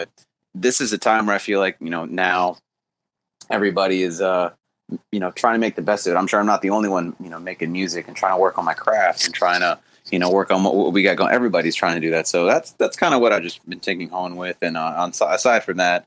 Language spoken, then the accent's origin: English; Miami, Florida, United States; now in Orlando, United States; I grew up in Miami